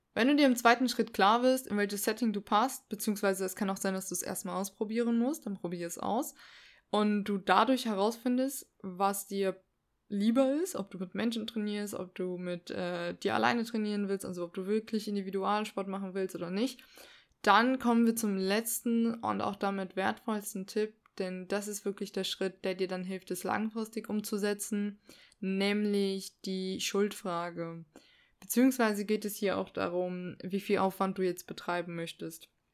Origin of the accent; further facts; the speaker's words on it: Saarland, Germany; ich komme aus dem Saarland